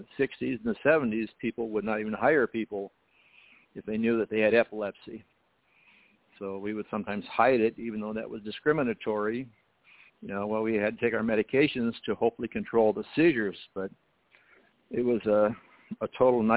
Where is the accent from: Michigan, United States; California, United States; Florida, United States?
California, United States; El Cajon; also born or lived in San Diego, California; I was born in San Diego, California, and, of course, I grew up in San Diego area, mostly in El Cajon